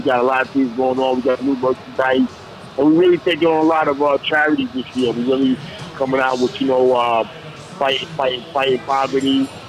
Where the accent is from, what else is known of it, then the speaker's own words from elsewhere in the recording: New York City, New York, United States; also born or lived in East Flatbush, Brooklyn; I'm from Brownsville, Brooklyn, born and raised.